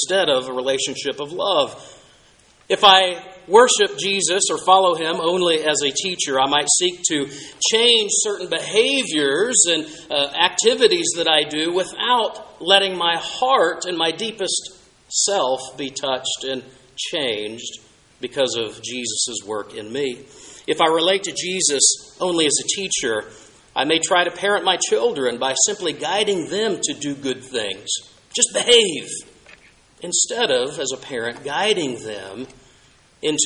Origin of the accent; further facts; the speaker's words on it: Southwest, United States; as a child growing up in the Southwest